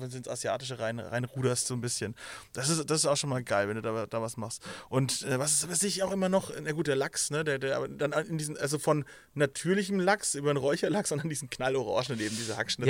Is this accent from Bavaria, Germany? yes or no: yes; Nuremberg, Bavaria, Germany; bei uns in Nürnberg